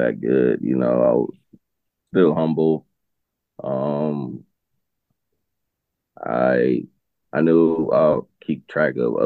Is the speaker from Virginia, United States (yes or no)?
no; Los Angeles, California, United States; growing up in South Central